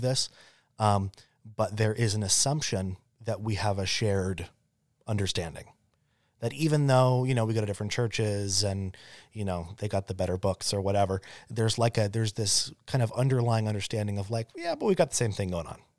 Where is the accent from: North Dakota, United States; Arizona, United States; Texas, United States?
Arizona, United States; growing up in Arizona